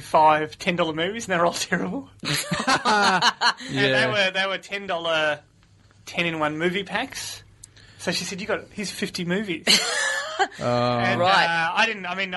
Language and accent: English; Tasmania, Australia; moved away; I'm from Tassie